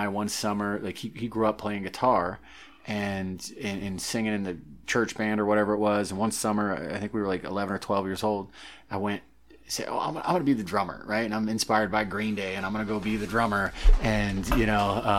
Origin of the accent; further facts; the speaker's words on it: St. Louis, Missouri, United States; also born or lived in Charleston, South Carolina / Maine; that's where I say I'm from. That's my hometown. I grew up in St. Louis. I was born in Charleston, but moved there when I was like 5 or 6 years old.